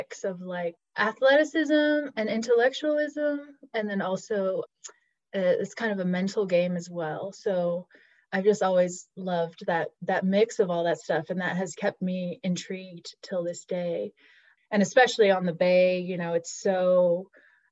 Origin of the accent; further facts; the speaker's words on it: Los Angeles, California, United States; moved away as an adult; also born or lived in South Africa (family); now in Bay Area, United States; I grew up in Los Angeles, like outside of Los Angeles, and came up to the Bay Area for college